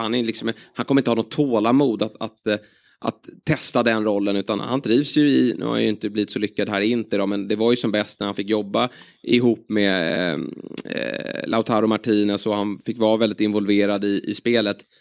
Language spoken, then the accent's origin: Swedish; Sweden